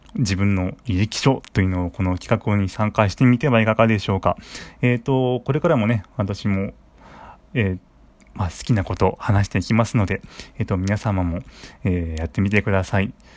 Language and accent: Japanese; Saitama, Japan; 出身地は埼玉県です。